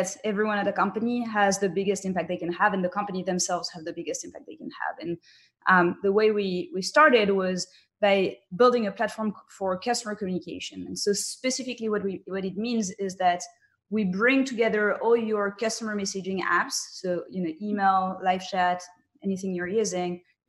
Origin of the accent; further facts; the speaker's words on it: France; I was raised in France